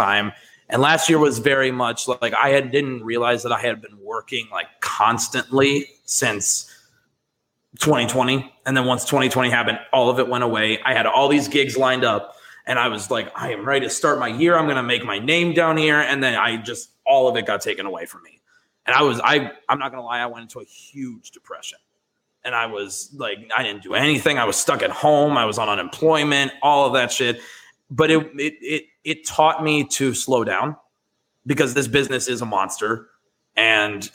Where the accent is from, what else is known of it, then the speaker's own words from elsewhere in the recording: Madison, Wisconsin, United States; moved away as an adult; also born or lived in Ohio / Chicago, Illinois; now in Dallas, United States; I grew up in Madison, Wisconsin.